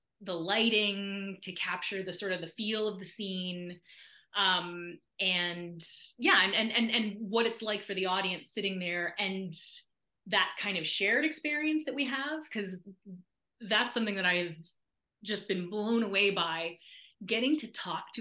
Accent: Nova Scotia, Canada; moved away; an arts council in my hometown invited me back to do a big show

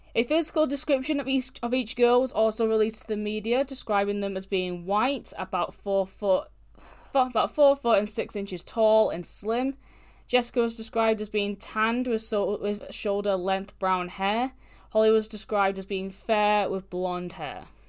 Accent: United Kingdom; I'm British

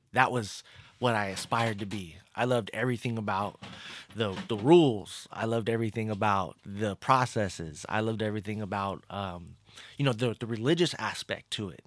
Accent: Pasadena, California, United States; moved away; also born or lived in Los Angeles area; I was born in Pasadena, California

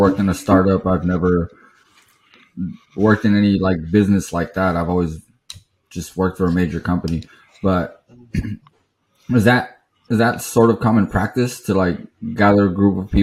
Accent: Bay Area, California, United States; we grew up in the Bay Area

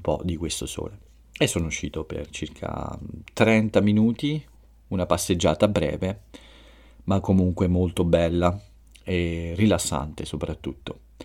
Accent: Italy

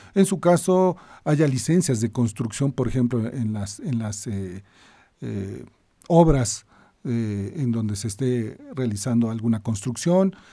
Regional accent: Mexico; Nuestro país

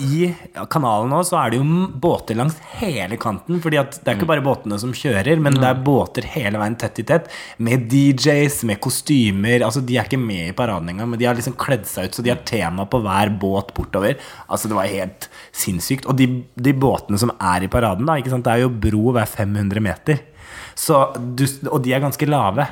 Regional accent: Hurum, Buskerud, Norway; now in Oslo, Norway; Jeg kommer fra Hurum, vokste opp på Klokkarstua

